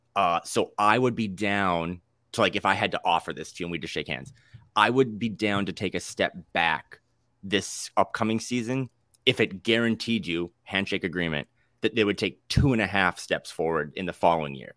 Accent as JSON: {"language": "English", "region": "North Dakota", "country": "United States", "tie": "born or raised there", "moved": "yes", "lives_now": "Portland, United States", "said": "I'm from North Dakota, born and raised"}